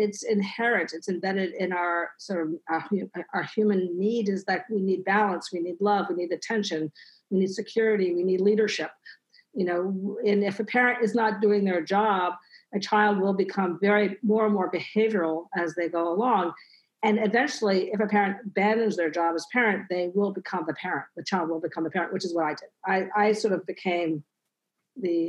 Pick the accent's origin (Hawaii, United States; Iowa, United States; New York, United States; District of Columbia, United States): District of Columbia, United States; Washington; I grew up in Washington, D.C.